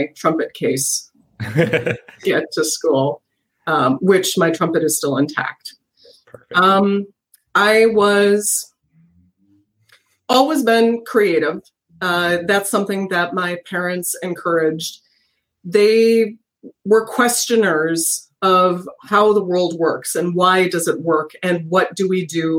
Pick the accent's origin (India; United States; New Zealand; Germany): United States; New Ulm, Minnesota; I grew up in New Ulm.